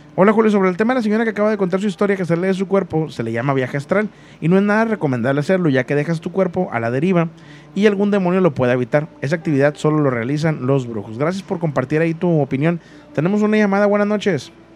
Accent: Mexico; la mayoría que somos de México, crecimos escuchando La Mano Peluda

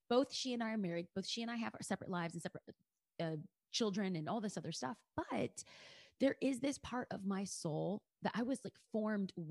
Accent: Los Angeles, California, United States; I'm a girl from East

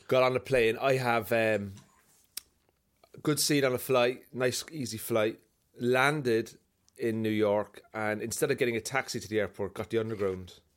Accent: Cork, Munster, Ireland; now in Belfast, United Kingdom; I'm from Cork, but I live in Belfast.

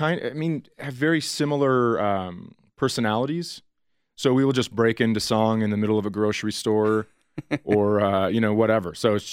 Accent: Colorado, United States; where are you from? Colorado.

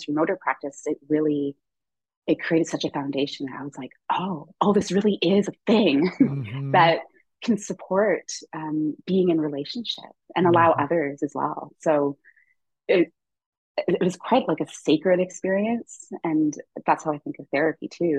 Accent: St. Lucia; now in Toronto, Canada; I grew up on the island of St. Lucia, and I was born in Toronto.

